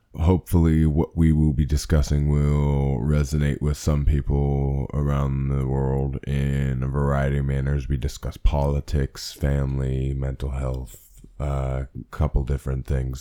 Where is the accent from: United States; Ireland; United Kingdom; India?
United States; Pennsylvania; born and raised in Pennsylvania in the United States of America